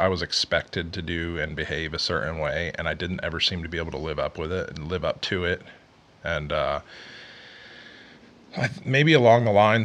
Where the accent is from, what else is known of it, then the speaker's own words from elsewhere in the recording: Houston, Texas, United States; also born or lived in Kansas City; I'm from Houston originally